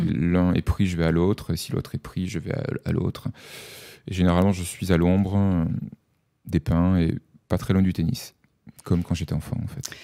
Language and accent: French; Avignon, Provence-Alpes-Côte d'Azur, France; je suis né à Avignon, j'ai passé les deux premières années de ma vie, je ne m'en souviens pas, mais je le sais, on me l'a raconté, dans un HLM du centre-ville. Et ensuite mes parents ont acheté une maison dans un lotissement en banlieue avignonnaise